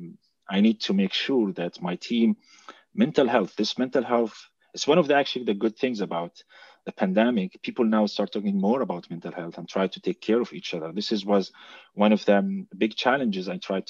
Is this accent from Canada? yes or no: no; Jordan; moved away as an adult; now in Germany; I'm originally from Jordan. I started as a software engineer in Jordan. And 4 years ago, I moved to Germany